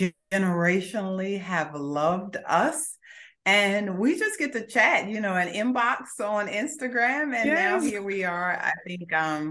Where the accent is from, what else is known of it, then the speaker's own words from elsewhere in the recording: Augusta, Georgia, United States; also born or lived in Brooklyn, New York; when I was six, we left Brooklyn and we came to Augusta, Georgia, where I went to high school